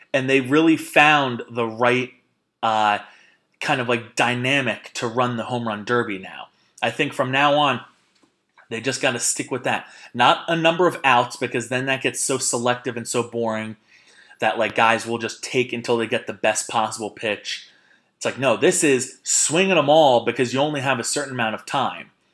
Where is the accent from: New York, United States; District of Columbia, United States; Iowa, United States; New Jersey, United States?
New Jersey, United States; Jersey Shore; I am crap from the Jersey Shore